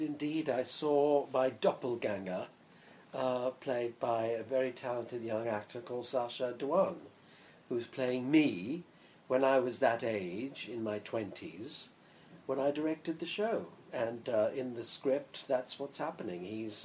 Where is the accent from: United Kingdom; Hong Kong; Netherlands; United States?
United Kingdom; England; also born or lived in India; I was born in India but brought up in England